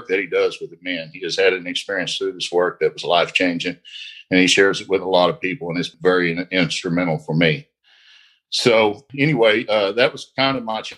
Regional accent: Indian Territory, Oklahoma, United States; I'm from the Indian Territory here in Oklahoma.

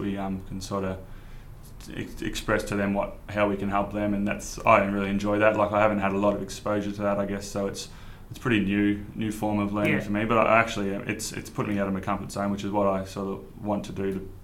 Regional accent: Terang, Victoria, Australia; I grew up just southwest of Victoria, just near the 12 Apostles. It's a town called Terang.

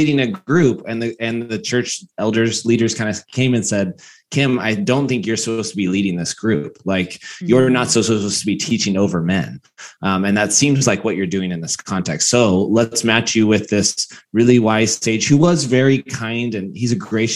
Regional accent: Bakersfield, California, United States; I came very conservative upbringing. I'm from Bakersfield

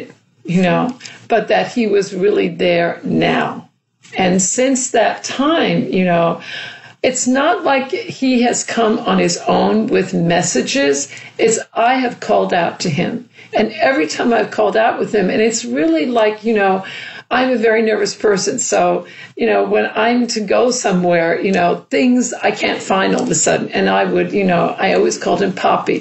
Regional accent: New York City, New York, United States; growing up in New York City

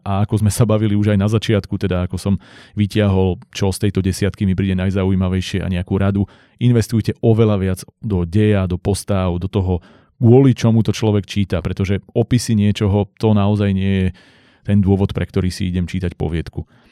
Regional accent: Slovakia; u nás v Slovenčine

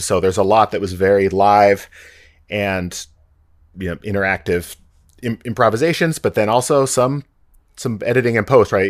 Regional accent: the Northwest, Pacific Northwest, United States; also born or lived in Boston; I grew up in the Northwest, went away to music school

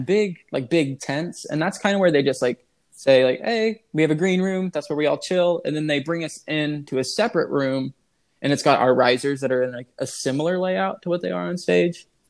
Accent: Illinois, United States; I'm from Illinois

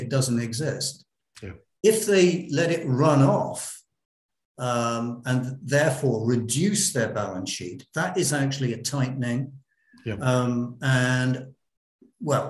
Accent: United Kingdom; moved away; we in the UK, we're both British

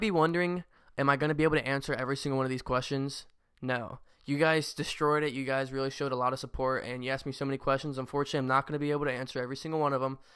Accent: Cincinnati, Ohio, United States; I still love my hometown team, the Cincinnati Bengals

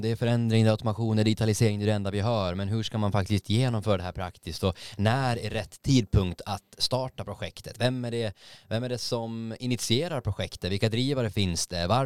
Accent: Gothenburg, Västra Götaland, Sweden

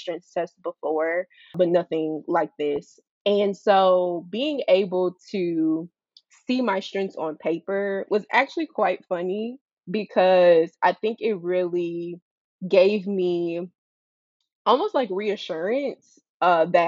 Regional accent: Cleveland, Ohio, United States; moved away as an adult; now in Baton Rouge, United States; I am originally from Cleveland, Ohio

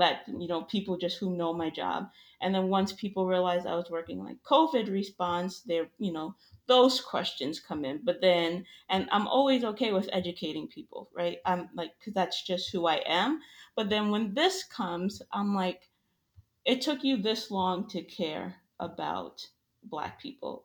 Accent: New York, United States; now in Florida, United States; I live in Florida now. I'm originally from New York

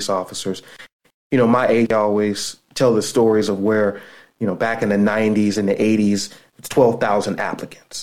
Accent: Youngstown, Ohio, United States; moved away as an adult; now in Pittsburgh, United States; I grew up in Youngstown, Ohio.

